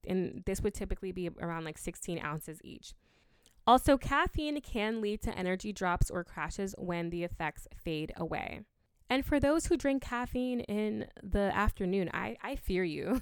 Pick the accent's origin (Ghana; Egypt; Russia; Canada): Ghana; I'm from Ghana, and we drink hibiscus a lot